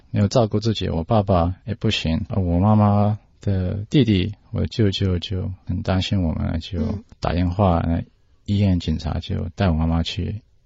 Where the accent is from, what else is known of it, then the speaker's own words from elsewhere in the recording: Australia; Chinese is a second language; 在澳大利亚出生的。我的中文讲得不太好